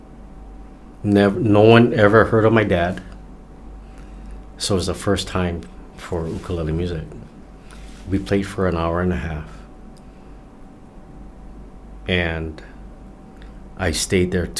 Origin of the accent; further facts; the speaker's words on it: United States; I'm an American.